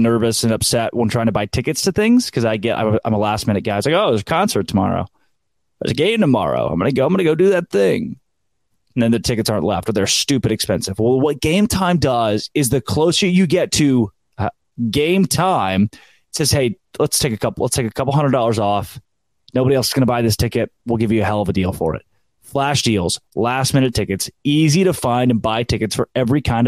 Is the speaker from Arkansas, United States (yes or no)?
yes; Arkansas, United States; I grew up in Arkansas